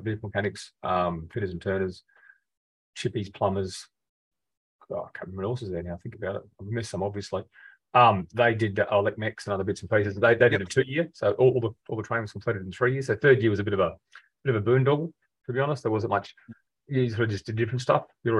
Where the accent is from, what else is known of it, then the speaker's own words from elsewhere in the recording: Rockhampton, Queensland, Australia; also born or lived in Adelaide / Brisbane; I was from Rockhampton, enlisted in Brisbane.